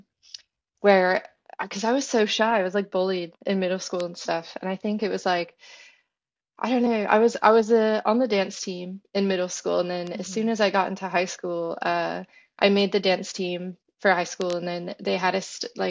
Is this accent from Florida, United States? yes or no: yes; Florida, United States; I'm from Florida